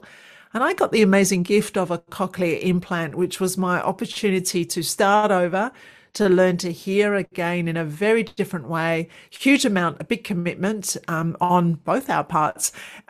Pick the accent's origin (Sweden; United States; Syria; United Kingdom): United Kingdom; London; moved away as an adult; now in Australia; I'm from London. I did all my training in London and then came over to Australia